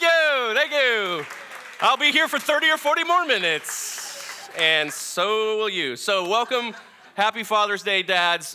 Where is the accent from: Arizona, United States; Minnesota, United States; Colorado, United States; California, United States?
Minnesota, United States; I'm from Minnesota.